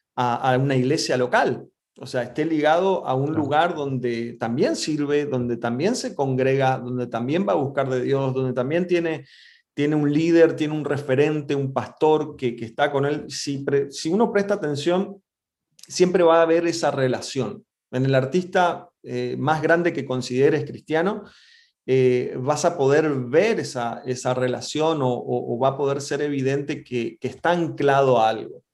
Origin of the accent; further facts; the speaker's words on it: Resistencia, Chaco, Argentina; moved away as an adult; also born or lived in Buenos Aires; Yo soy del norte de Argentina, de, de Chaco, de Resistencia más precisamente